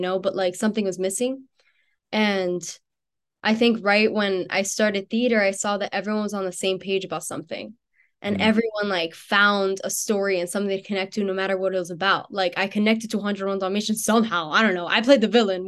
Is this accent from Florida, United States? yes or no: yes; Miami, Florida, United States; moved away as an adult; now in Pittsburgh, United States; I grew up in Miami.